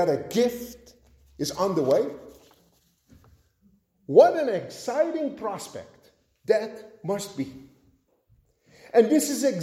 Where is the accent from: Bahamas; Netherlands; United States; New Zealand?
Netherlands; moved away; growing up in Holland